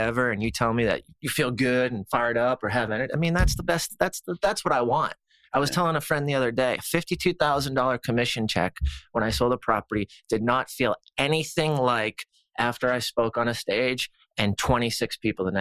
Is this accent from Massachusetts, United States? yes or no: yes; Boston, Massachusetts, United States; moved away; also born or lived in the South; Growing up in Boston and being so rough and aggressive